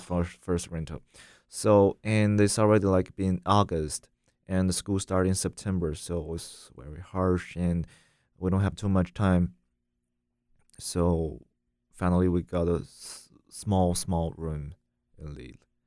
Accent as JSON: {"language": "English", "country": "China", "also_born_or_lived": "France", "second_language": "English", "moved": "as an adult", "lives_now": "United States", "said": "when I was in China"}